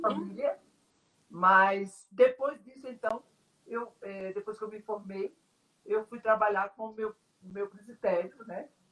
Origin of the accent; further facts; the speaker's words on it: Simão Dias, Sergipe, Brazil; moved away as an adult; also born or lived in Aracaju / Cochabamba, Bolivia / São Gabriel da Cachoeira; now in Colombia; nós somos de Aracaju, né? Sergipe Sim. Então, toda a minha família está lá. Nasci em Simão Dias, na cidade chamada Simão Dias